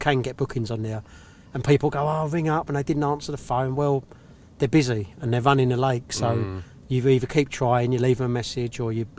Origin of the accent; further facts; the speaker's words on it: Cheshunt, East of England, United Kingdom; moved away; I was brought up in Hertfordshire, sort of Cheshunt in Hertfordshire, which is all like Lee Valley, North Mare, Maidsmeads and everything.